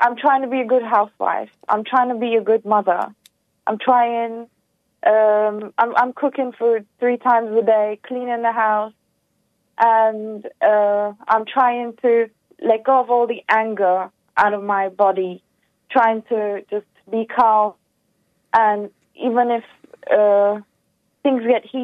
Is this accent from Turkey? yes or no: yes; Turkey; I'm from Turkey, but I'm actually my originals are from Macedonia, Balkan, and Greece